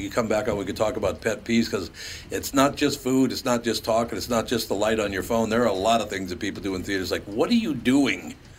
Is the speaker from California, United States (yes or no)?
no; Minneapolis, Minnesota, United States; Growing up on West Broadway in North Minneapolis, there were three movie theaters there.